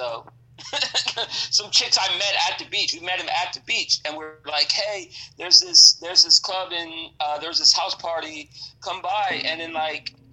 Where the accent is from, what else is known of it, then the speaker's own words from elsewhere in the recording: Central Florida, United States; I'm from Central Florida.